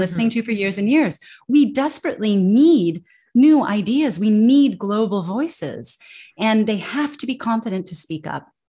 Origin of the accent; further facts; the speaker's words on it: United States; accent: American English; moved away as an adult; as an American